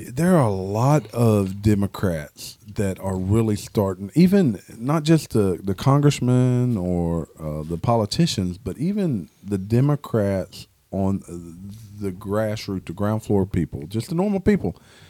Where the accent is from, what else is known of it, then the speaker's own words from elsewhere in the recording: Nova Scotia, Canada; I'm from Nova Scotia. I'm from the Great Wall of Canada.